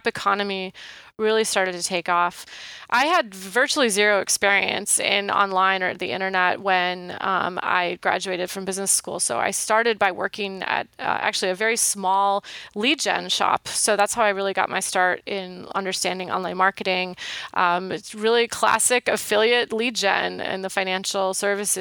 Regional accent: Wisconsin, United States; moved away; I grew up in Wisconsin

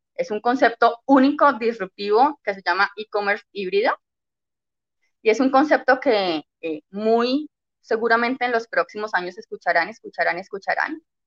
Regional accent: Cali, Valle del Cauca, Colombia; yo soy de Cali, Colombia

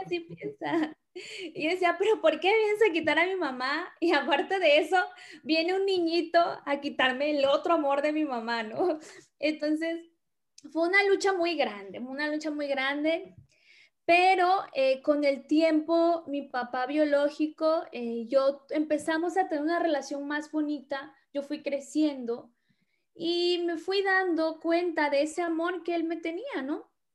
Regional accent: Tabasco, Mexico; moved away as an adult; now in Hermosillo, Mexico; originaria, soy del estado de Tabasco

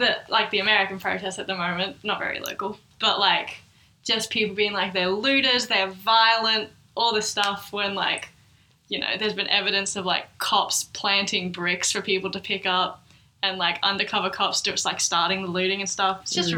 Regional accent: Bendigo, Victoria, Australia; I know growing up in Bendigo, Victoria, never saw an Aboriginal person ever.

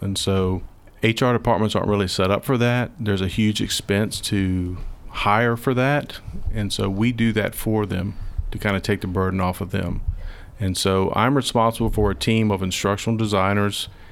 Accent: Sandston, Virginia, United States; I am a, uh, native Virginia. I grew up in Sanston, went to Highland Springs High School.

